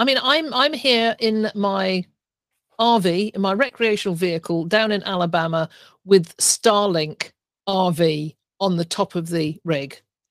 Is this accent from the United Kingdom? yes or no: yes; England, United Kingdom; moved away as an adult; now in Canada; when I started 20 years ago, when I came over from England, I bought my first property, I knew nobody.